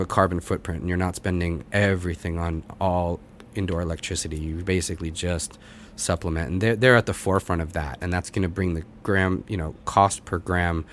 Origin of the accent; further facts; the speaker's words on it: Boston, Massachusetts, United States; moved away as an adult; now in New York, United States; I grew up in the Boston area